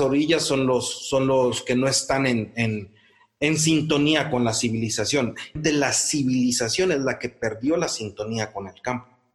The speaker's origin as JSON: {"language": "Spanish", "region": "Morelos", "country": "Mexico", "tie": "born or raised there", "said": "en el caso de Morelos, en el caso, en el pueblo donde yo nací"}